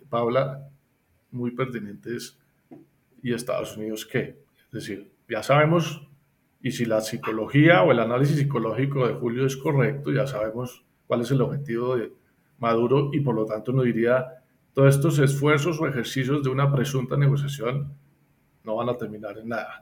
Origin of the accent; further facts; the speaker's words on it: Colombia; a nosotros como colombianos